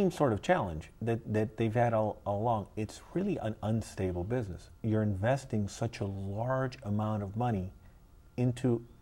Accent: New York, United States; born there; I was born in, I was born in New York.

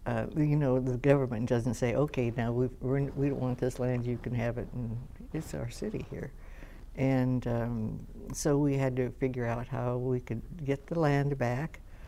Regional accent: Long Beach, California, United States; I grew up, I was born in Long Beach.

